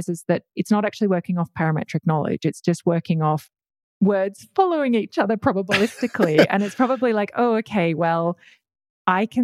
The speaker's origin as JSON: {"language": "English", "country": "Australia", "said": "I'm Australian."}